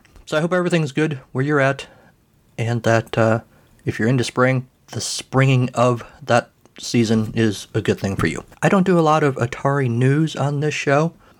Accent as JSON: {"language": "English", "country": "United States", "said": "I'm an American."}